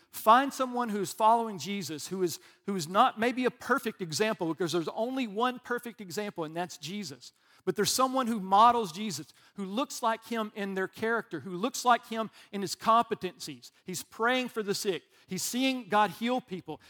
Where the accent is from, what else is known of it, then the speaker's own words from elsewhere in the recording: Alabama, United States; I'm from Alabama